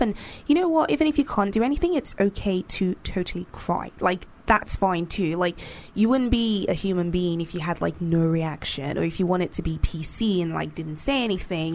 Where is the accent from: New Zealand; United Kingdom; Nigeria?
Nigeria; I grew up in Nigeria